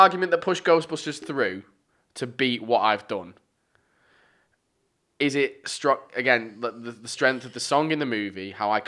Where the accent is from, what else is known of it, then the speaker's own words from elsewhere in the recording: Lancashire, North West England, United Kingdom; accent: Lancastrian; my shy Lancasterian accent.